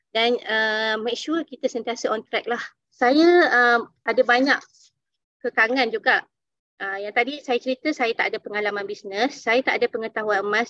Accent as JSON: {"language": "Malay", "town": "Dungun", "region": "Terengganu", "country": "Malaysia", "moved": "yes", "lives_now": "Kuala Lumpur, Malaysia", "said": "saya berasal daripada Dungun. Kini saya menetap di Kuala Lumpur"}